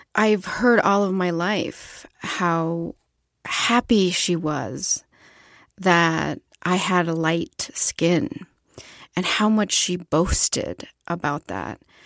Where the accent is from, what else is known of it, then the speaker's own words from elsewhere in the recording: Ciudad Juárez, Chihuahua, Mexico; moved away; I was born in Ciudad Juárez, Chihuahua del Norte